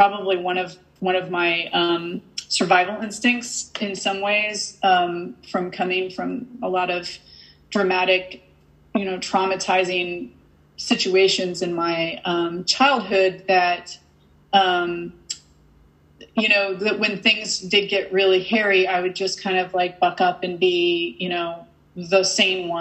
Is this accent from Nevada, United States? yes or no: no; Massachusetts, United States; I'm from Massachusetts